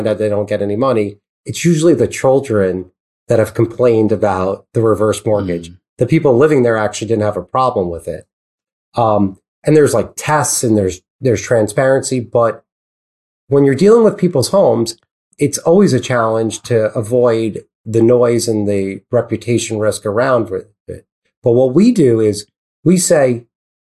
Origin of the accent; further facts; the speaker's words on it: New York, United States; I speak fast because I'm from New York